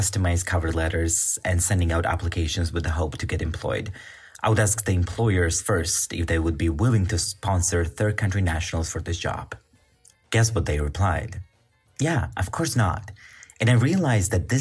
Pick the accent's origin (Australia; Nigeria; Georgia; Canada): Georgia; moved away as an adult; also born or lived in Bulgaria; now in Austria; I come from Georgia.